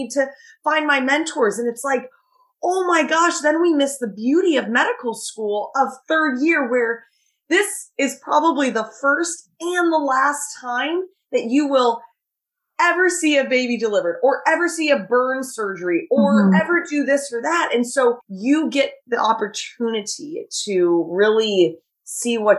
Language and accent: English; Southern California, United States; moved away as an adult; now in Chicago, United States; I'm from Southern California. My parents still live there and I will be going back